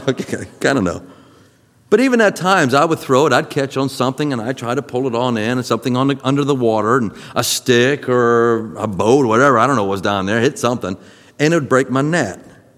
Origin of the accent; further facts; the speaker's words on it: Florida, United States; growing up in Florida